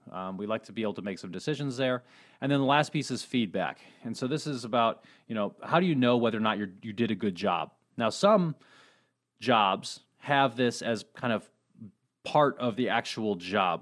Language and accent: English; Colorado, United States; moved away; I was born in Colorado, little ski town there.